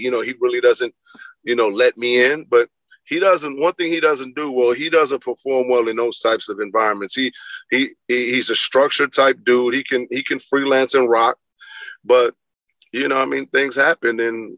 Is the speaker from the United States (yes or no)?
no; Belize; I'm a kid from Belize and my mother, you know, moved. We moved from different parts of the cities as her job got better.